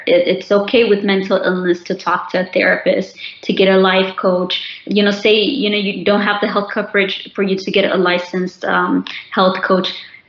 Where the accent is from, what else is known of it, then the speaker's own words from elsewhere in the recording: Ethiopia; I'm doing it now more than I did the years after I came from Ethiopia.